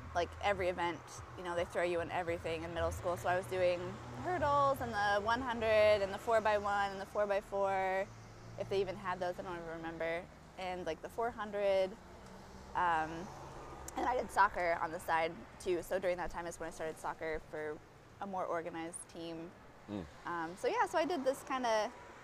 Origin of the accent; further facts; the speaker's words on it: southern rural Indiana, United States; I grew up in rural Indiana, southern, like, middle of nowhere.